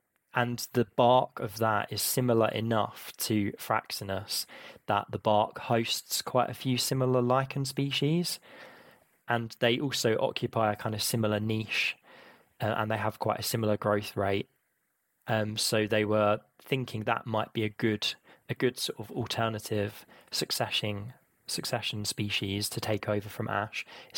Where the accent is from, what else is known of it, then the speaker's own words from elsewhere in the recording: London, United Kingdom; I've always been to Kew a lot because I grew up in London, and my grandparents always had membership.